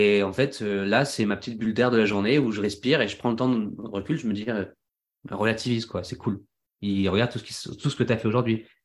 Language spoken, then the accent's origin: French; Centre-Val de Loire, France; J'ai jamais été posé aussi longtemps. à part quand j'étais petit en Touraine, quoi.